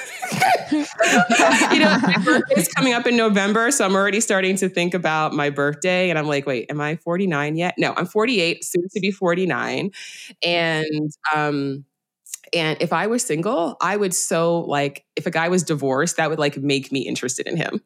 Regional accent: New York City, New York, United States; I'm from the Bronx

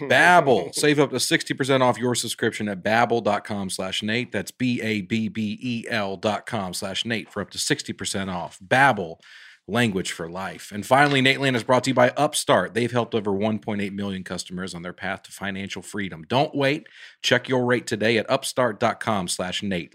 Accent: Alabama, United States; moved away; I'm from Alabama

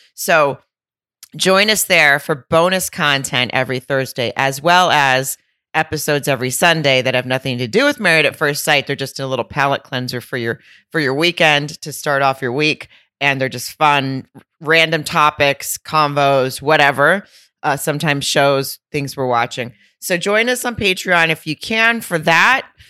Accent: Arkansas, United States; moved away; my hometown in Arkansas, in Lowell, Arkansas

